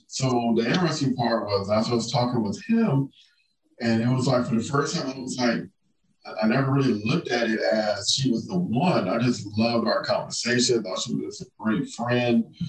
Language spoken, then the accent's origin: English; Compton, California, United States; moved away as an adult; growing up in Compton